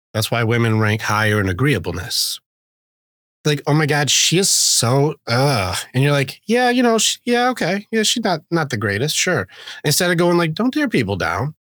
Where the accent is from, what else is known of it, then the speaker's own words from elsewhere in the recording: Detroit, Michigan, United States; I grew up in, uh, at a, not a good part in Detroit.